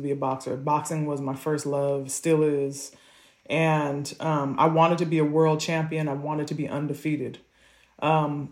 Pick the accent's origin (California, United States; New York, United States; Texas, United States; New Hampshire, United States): California, United States; Malibu; I'm growing up in Malibu